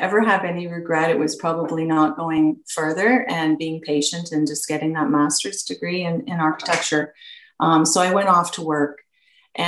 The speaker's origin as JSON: {"language": "English", "town": "Peterborough", "region": "Ontario", "country": "Canada", "tie": "born or raised there", "said": "I was born and raised in Peterborough, and I went to Adam Scott Collegiate."}